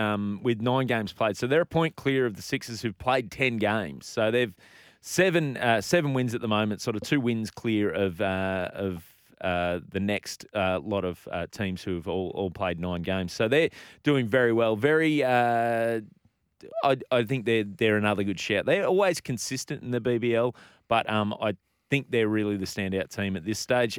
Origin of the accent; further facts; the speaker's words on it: Australia; as an Australian cricket fan